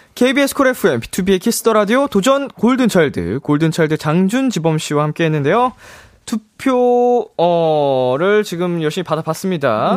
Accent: Seoul, South Korea; 저도 서울 사람으로서

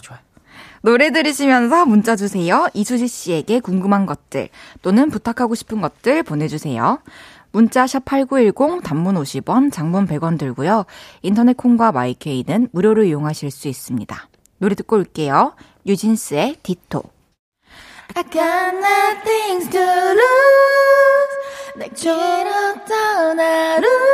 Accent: Changwon, South Gyeongsang, South Korea; accent: Gyeongsangnam-do dialect; moved away; also born or lived in Daegu; 저는 대구에서 이제 태어나서 네. 초중고를 네. 마산 창원 창원 마산에서 나와서 사투리는 좀 전 경상남도

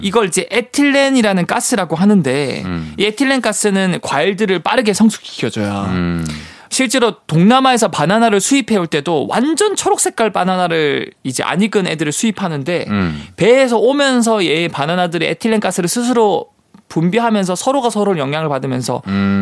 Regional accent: Busan, South Korea; 제가 예전에 고향이 부산이다 보니까

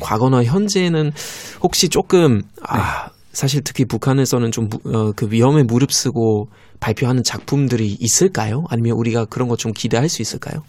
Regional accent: Germany; Korean is a second language; now in South Korea; 독일에서 온

